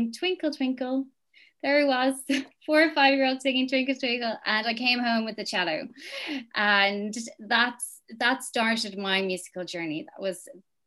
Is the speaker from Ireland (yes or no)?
yes; Dublin, Leinster, Ireland; I grew up in Mafarnham, South Dublin.